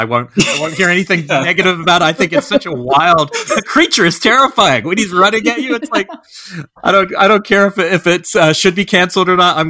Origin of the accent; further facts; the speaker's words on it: New Zealand; growing up in New Zealand